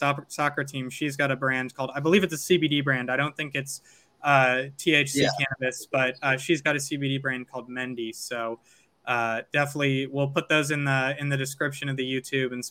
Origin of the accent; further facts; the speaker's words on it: St. Louis, Missouri, United States; now in California, United States; when I was growing up in St. Louis